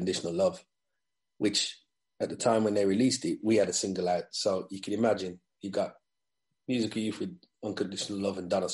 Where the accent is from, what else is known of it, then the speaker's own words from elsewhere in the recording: England, United Kingdom; I'm black English